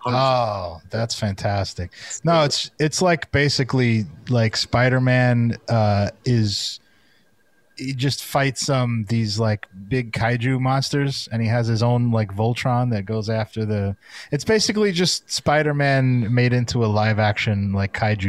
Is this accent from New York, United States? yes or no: yes; New York City, New York, United States; we're actually from Brooklyn